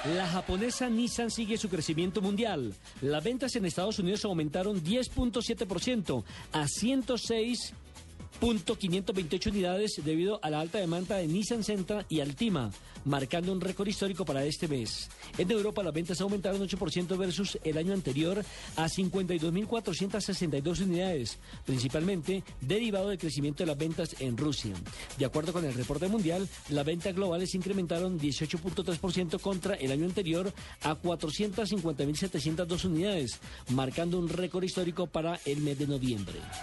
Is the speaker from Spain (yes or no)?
no; Colombia; uno como colombiano